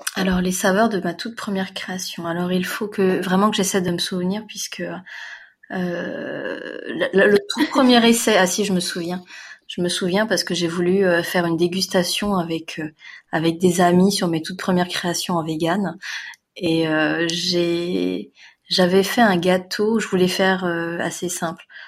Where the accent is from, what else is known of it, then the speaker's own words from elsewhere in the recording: France; je suis née en France, mais j'ai des parents asiatiques